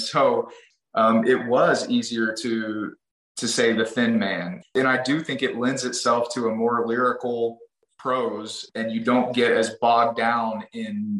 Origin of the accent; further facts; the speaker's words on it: East Texas, United States; because I grew up in East Texas, I grew up very near the Neches River